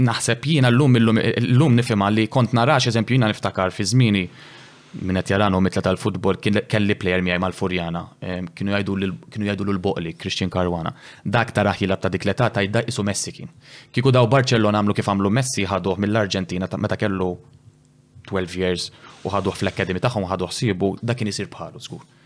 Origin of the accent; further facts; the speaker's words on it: Malta; dejjem xtaqt inkun l-aħjar fost f'pajjiżi, jien dejjem xtaqt nagħmel isem lil pajjiżi.